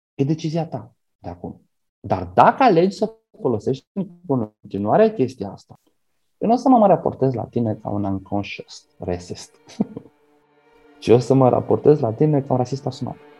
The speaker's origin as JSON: {"language": "Romanian", "town": "Galați", "region": "Galați County", "country": "Romania", "tie": "born or raised there", "said": "adolescent fiind, când cu gașca mea am vrut să intrăm într-un club la mine la Galați"}